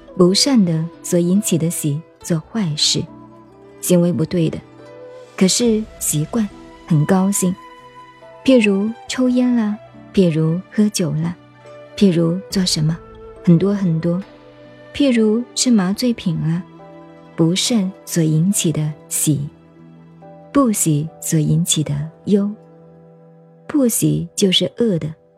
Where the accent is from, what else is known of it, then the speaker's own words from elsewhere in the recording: China; 你我都是中国人，讲中国话给你听